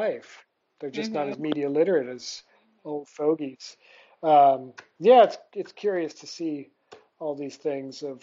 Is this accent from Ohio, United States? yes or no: yes; Toledo, Ohio, United States; moved away as an adult; also born or lived in Vietnam / India; now in Southeast Asia; growing up in Toledo, Ohio as a child